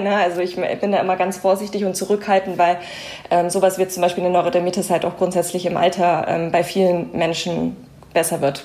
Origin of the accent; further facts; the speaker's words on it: Germany; bei uns in Deutschland